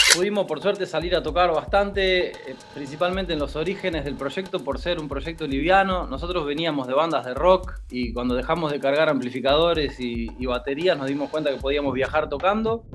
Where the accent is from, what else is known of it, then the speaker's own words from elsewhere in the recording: Junín, Buenos Aires Province, Argentina; moved away; Nosotros somos de Junín, originales de Junín, pero bueno, estábamos viviendo en Buenos Aires